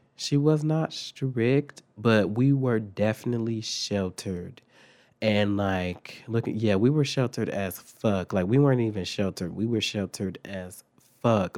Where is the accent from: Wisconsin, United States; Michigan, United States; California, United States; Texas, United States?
Wisconsin, United States; Milwaukee; moved away; also born or lived in Phoenix; we're from Milwaukee, so, like, Milwaukee was dangerous.